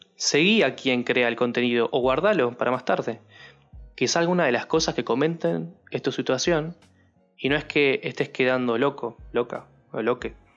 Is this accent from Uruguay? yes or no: yes; Uruguay; yo soy uruguayo